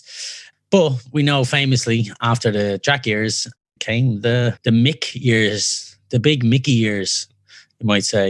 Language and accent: English; Ireland; as an Irish person